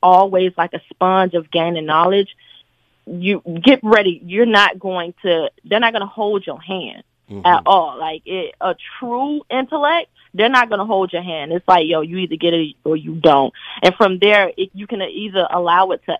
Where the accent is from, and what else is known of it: Atlanta, Georgia, United States; accent: country